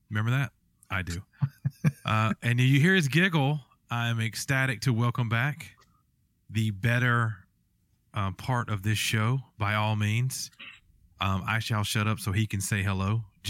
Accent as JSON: {"language": "English", "region": "Ohio Valley", "country": "United States", "said": "if my family didn't end up down where we are now, We are from the Ohio Valley, so I probably would have been a Buckeyes fan."}